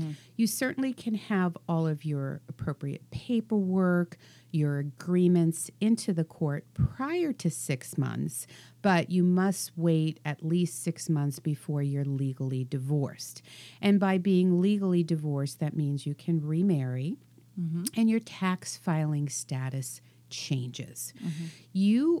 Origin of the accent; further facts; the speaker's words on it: East Coast, United States; moved away; I'm from the East Coast, so we do everything on steroids.